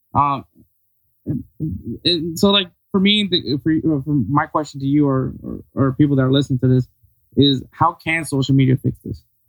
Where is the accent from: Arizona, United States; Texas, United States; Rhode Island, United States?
Texas, United States; also born or lived in Los Angeles, California; I'm a Texas boy